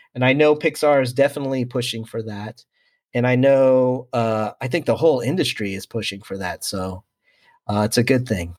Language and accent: English; San Diego, California, United States; was born and raised in San Diego